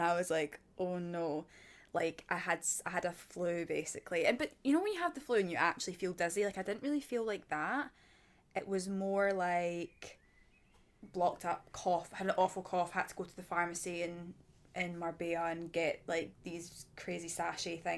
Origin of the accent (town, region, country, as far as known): Scotland, United Kingdom